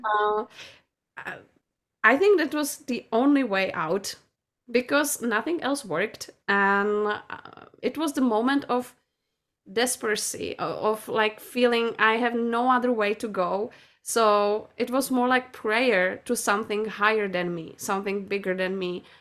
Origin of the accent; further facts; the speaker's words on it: Czechia; I'm from Czech Republic